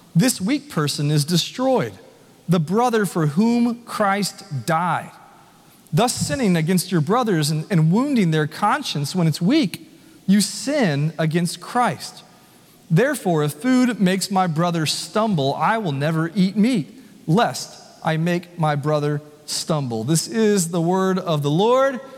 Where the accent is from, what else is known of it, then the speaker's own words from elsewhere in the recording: Nashville, Tennessee, United States; also born or lived in Franklin, Tennessee; I was born and raised here in Nashville.